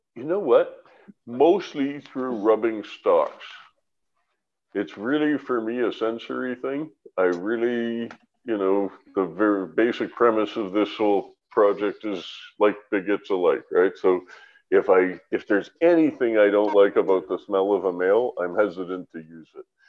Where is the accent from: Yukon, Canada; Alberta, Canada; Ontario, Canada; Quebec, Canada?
Ontario, Canada; London; also born or lived in Vancouver; now in British Columbia, Canada; I was from London, Ontario, and I grew in Medway Creek